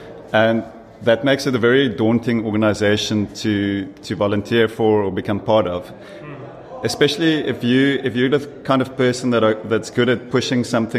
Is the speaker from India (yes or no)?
no; Ghana; I'm from Ghana.